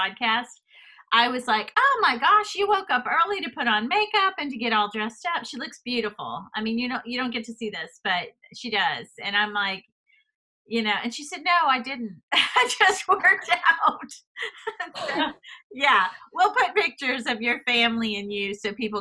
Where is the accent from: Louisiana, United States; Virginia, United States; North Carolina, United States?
Louisiana, United States; moved away; I'm from Louisiana originally.